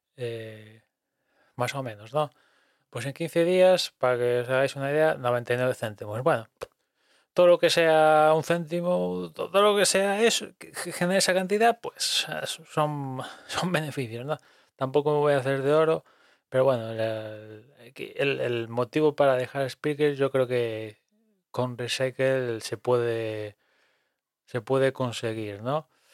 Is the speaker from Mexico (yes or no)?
no; Spain; aquí siendo español